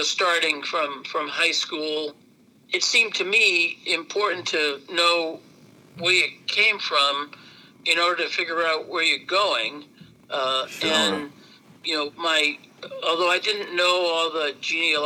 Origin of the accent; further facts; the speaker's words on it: Lowell, Massachusetts, United States; also born or lived in California; I was born in Lowell in 1954